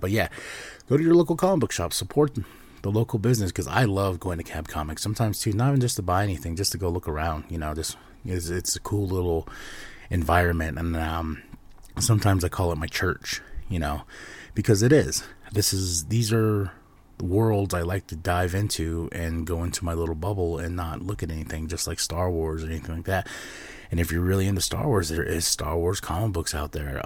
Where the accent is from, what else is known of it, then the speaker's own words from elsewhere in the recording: Shiprock, New Mexico, United States; my hometown, Ship Rock, New Mexico